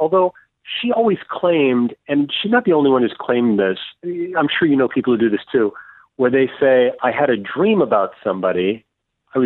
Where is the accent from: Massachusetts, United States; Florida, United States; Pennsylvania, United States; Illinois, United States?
Illinois, United States; Oak Forest; I grew up in Oak Forest